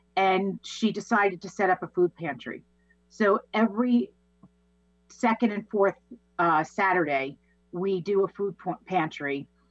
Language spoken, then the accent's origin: English; Massapequa, New York, United States; born and raised in Massapequa, New York